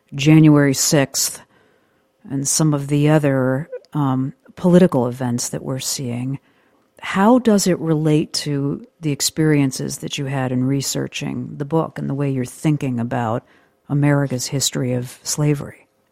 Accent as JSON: {"language": "English", "region": "Western New York", "country": "United States", "tie": "born or raised there", "said": "I grew up in Western New York"}